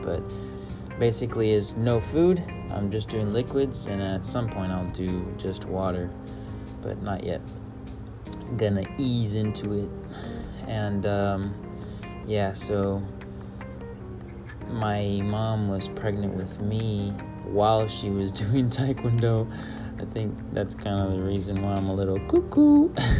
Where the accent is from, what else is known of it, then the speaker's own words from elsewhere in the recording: Acapulco, Guerrero, Mexico; Yeah, so that's where I'm from. I was born and raised in Acapulco, Guerrero. The one thing I miss is Jueves de Pozole. Thursdays of Pozole. I miss Mexican food, honestly.